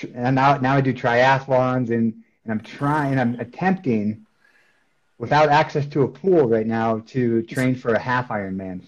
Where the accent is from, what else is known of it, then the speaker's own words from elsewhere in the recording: Beaver Dam, Wisconsin, United States; moved away as an adult; also born or lived in Iowa / Minneapolis, Minnesota; now in Colorado, United States; I was born in Iowa, and uh, shortly after Iowa, my family moved to Wisconsin, and they grew up in Wisconsin, maybe about 20 minutes away from Madison, um, okay. down in like the southeast part of the state, in a town called uh, Beaver Dam, Wisconsin